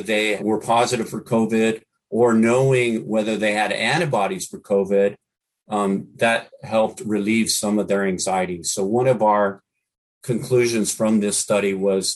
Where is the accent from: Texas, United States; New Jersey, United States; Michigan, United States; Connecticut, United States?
Texas, United States; Brownsville; now in San Francisco Bay Area, United States; I'm from Brownsville, Texas